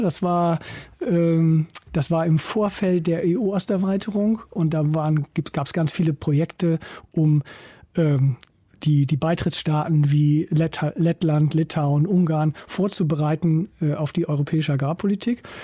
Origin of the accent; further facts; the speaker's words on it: East Frisia, Lower Saxony, Germany; moved away as an adult; also born or lived in Kiel; wenn man in Ostfriesland aufwächst, da wo ich herkomme